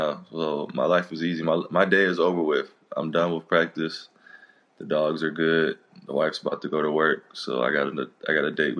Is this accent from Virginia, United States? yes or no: yes; Norfolk, Virginia, United States; moved away as an adult; Born and raised in Norfolk, Virginia. Small suburbs.